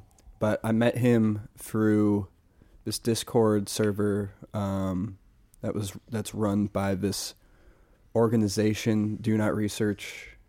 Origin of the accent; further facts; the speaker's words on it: Massachusetts, United States; Part of it is because I'm from there, but also there's this musician, …, from Amherst, 413, Western Mass.